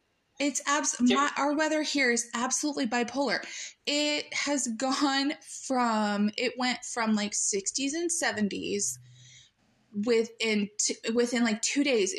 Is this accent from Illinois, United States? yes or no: yes; Illinois, United States; also born or lived in Arkansas; now in Oklahoma, United States; I was born in Illinois, lived in Arkansas for a little while, and now I live in Oklahoma